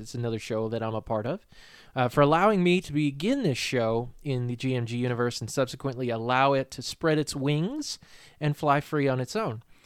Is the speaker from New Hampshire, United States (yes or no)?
yes; New Hampshire, United States; moved away as an adult; now in Virginia, United States; I'm from New Hampshire, uh, born and raised there